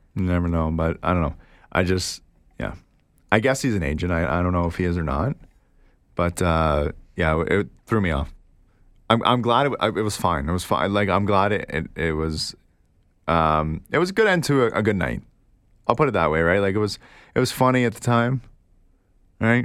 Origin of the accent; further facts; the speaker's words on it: Canada; Oh, we're from Canada